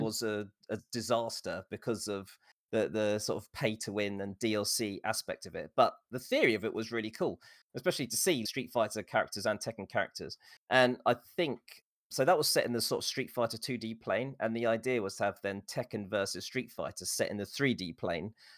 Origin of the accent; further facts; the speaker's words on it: England, United Kingdom; born and raised in England